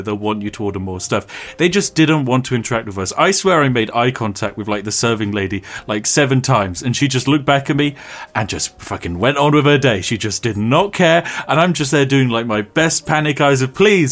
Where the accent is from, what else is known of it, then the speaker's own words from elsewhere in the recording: England, United Kingdom; we are classic English tourists in that we hardly speak the language